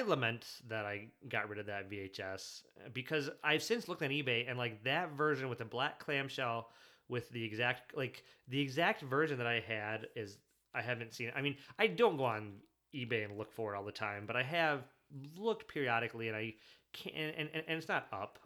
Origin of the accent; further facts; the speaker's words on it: Michigan, United States; also born or lived in Germany; when you grow up in, like, you know, mid, mid, mid-Michigan